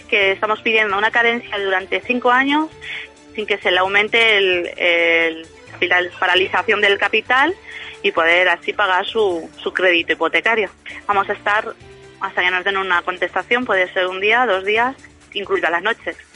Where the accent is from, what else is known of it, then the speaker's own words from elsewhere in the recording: Spain; porque somos muchos españoles lo que tenemos esa situación